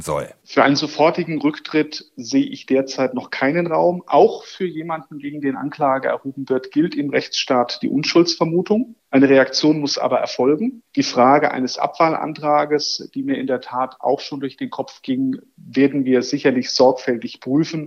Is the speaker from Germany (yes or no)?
yes; Rostock, Mecklenburg-Vorpommern, Germany; Ich komme aus Rostock